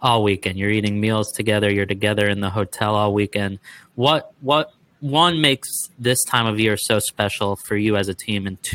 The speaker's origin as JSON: {"language": "English", "town": "Marlboro", "region": "New Jersey", "country": "United States", "said": "I'm from Marlboro, which is like half an hour from where kind of both of you, kind of in between Franklin and Manasquan."}